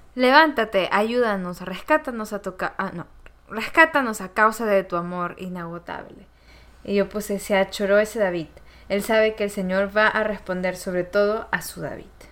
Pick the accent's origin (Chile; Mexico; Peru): Peru; moved away; a ese país que me recibió, que me vio crecer, Perú